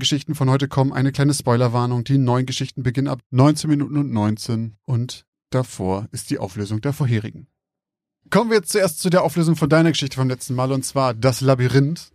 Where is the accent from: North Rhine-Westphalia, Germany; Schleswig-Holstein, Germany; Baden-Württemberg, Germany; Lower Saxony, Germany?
Lower Saxony, Germany; a village near Bremen, towards Rotenburg; ich komme ja aus der Gegend vom Dorf um Bremen rum, Richtung Rothenburg